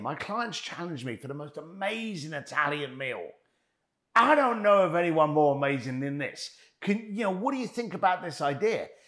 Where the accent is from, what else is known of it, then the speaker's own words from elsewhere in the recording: London, United Kingdom; moved away; I came from East London. I was a bricklayer. I was kicked out of school at the age of fifteen